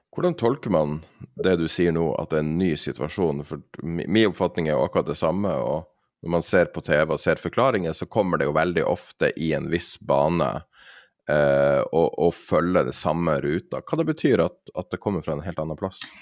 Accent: Tromsø, Troms, Norway; der jeg er fra, i Tromsø og i Finnmark

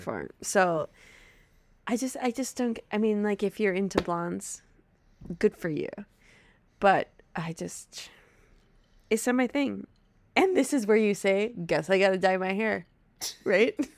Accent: Wisconsin, United States; accent: Wisconsin; my Wisconsin accent will come out tenfold

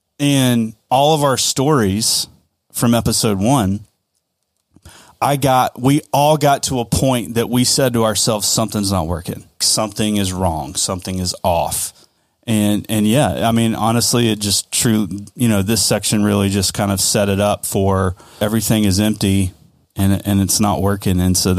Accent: the South, United States; We're from the South, man.

